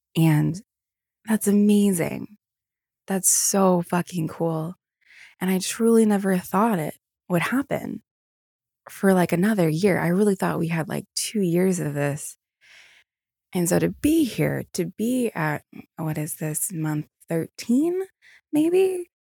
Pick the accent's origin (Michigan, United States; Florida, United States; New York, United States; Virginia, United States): Virginia, United States; also born or lived in Newport News, Virginia; I'm from Virginia. I used to live in Newport News